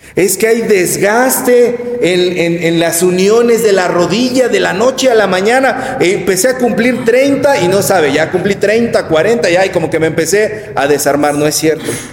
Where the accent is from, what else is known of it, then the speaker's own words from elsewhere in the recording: Mexico; nosotros como mexicanos vivimos rodeados del culto a la Virgen de Guadalupe